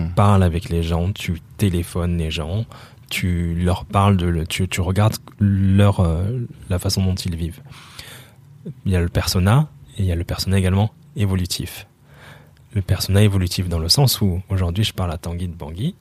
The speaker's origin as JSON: {"language": "French", "town": "Montpellier", "region": "Occitania", "country": "France", "tie": "born or raised there", "also_born_or_lived": "Brazzaville, Congo / Spain / London, United Kingdom / Paris, France", "said": "J'ai grandi à Montpellier"}